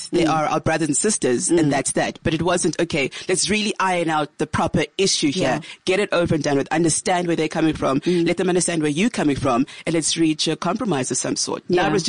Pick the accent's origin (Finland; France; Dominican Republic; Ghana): Ghana; Difficult because we're from Ghana and our parents had moved down this side.